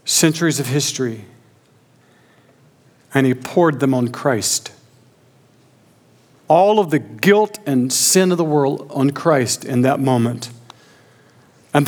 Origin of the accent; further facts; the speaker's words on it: Augusta, Georgia, United States; moved away; I grew up near Augusta, Georgia.